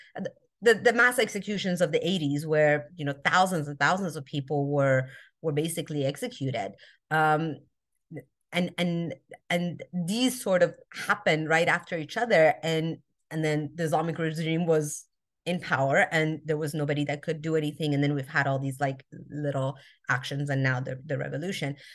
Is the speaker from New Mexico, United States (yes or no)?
yes; Albuquerque, New Mexico, United States; also born or lived in Iran; now in Southern California, United States; I was born in Iran. I grew up in America. Albuquerque, New Mexico, actually, is where I grew up